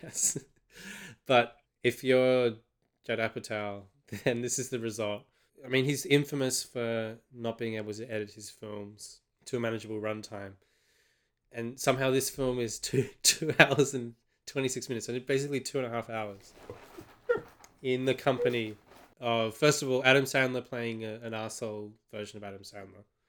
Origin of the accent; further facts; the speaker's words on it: Australia; from an Australian perspective